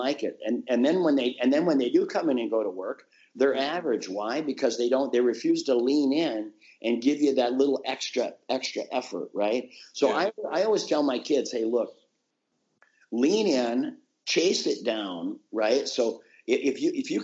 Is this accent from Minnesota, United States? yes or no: yes; Minnesota, United States; born or raised there